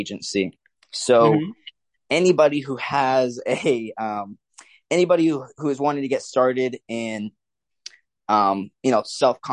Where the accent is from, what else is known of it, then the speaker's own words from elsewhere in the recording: the Big Island, Hawaii, United States; also born or lived in Denton, Texas; now in Dallas-Fort Worth, United States; I grew up mainly in Hawaii. Yes, Hawaii. I'm from the islands, the Big Island.